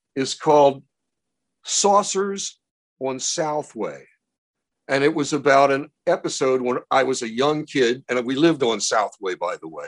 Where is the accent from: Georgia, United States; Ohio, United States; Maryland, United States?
Maryland, United States; Baltimore; When I was a kid growing up in Baltimore